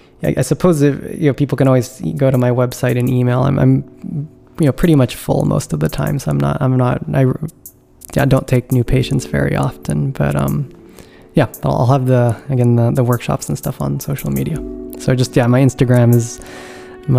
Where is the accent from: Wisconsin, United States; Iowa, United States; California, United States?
California, United States; moved away as an adult; now in East Coast, United States; I'm originally from California